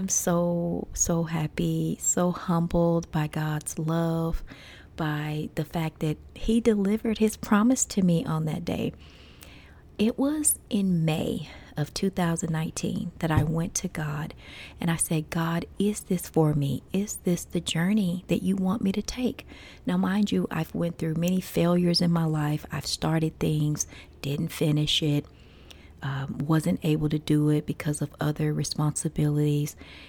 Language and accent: English; United States; I'm an American. I'm from the USA.